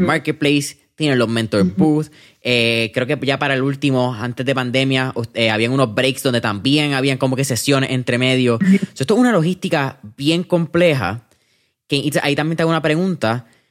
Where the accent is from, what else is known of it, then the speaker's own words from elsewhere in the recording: Puerto Rico; como puertorriqueños nosotros pasamos un Irma, un María